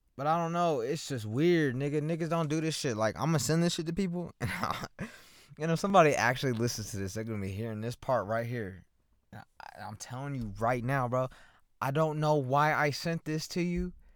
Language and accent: English; Lawton, Oklahoma, United States; I'm from Lawton. I'm born and raised here